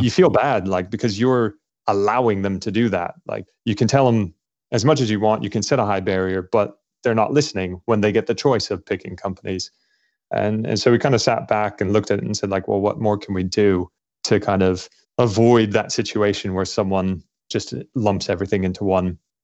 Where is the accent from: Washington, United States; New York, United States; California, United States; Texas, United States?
California, United States; Los Angeles; moved away as an adult; also born or lived in Scotland / London, United Kingdom / Cambridge, United Kingdom; now in United Kingdom; I grew up in Los Angeles